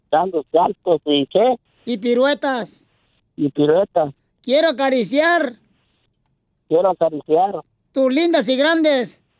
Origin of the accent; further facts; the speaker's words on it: Guanajuato, Mexico; No, yo soy de México. Ay, ¿qué parte de México? de Guanajuato.